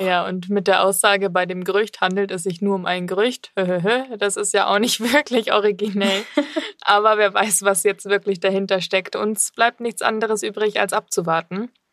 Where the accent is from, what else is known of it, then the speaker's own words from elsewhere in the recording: Germany; now in Munich, Germany; wir sind ja in München hier und ich komme ja eigentlich auch aus der Ecke von Bremen